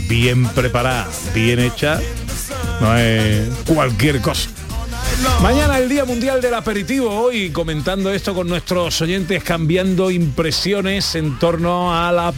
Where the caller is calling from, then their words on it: Seville, Andalusia, Spain; Buenos días … de Sevilla.